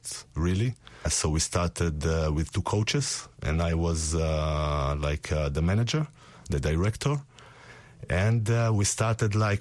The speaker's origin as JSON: {"language": "English", "town": "Tel Aviv", "region": "Tel Aviv District", "country": "Israel", "said": "I come from Tel Aviv, Israel"}